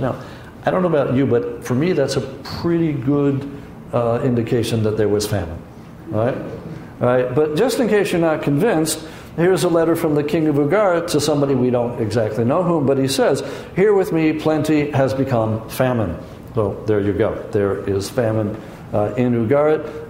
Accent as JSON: {"language": "English", "town": "San Francisco", "region": "California", "country": "United States", "tie": "born or raised there", "said": "I grew up in San Francisco, so I know earthquakes"}